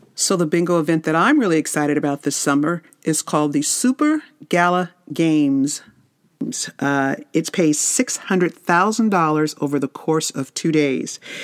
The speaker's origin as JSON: {"language": "English", "town": "Las Vegas", "region": "Nevada", "country": "United States", "tie": "born or raised there", "said": "I grew up in Vegas"}